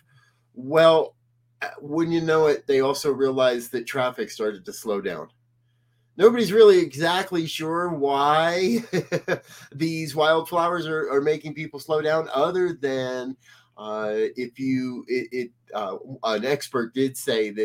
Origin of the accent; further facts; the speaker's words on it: Denver, Colorado, United States; moved away; I'm from Denver, but I did not live in Denver when they took down the Stapleton Airport